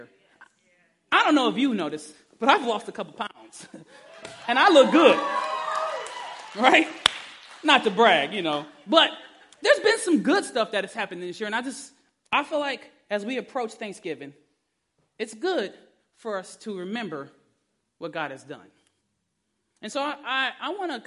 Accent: Detroit, Michigan, United States; I'm from Detroit

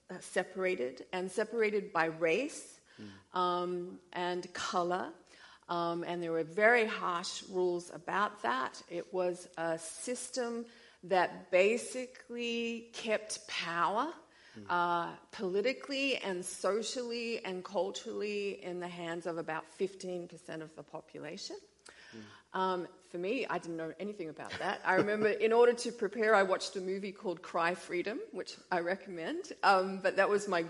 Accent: Australia; moved away as an adult; also born or lived in South Africa; I came from Australia. That's where the accent is from. I was raised in what I would say was a non-color conscious environment.

